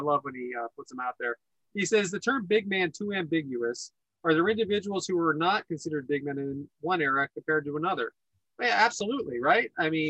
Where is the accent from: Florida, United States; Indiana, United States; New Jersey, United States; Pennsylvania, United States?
Pennsylvania, United States; Pittsburgh; I'm from Pittsburgh, Pennsylvania.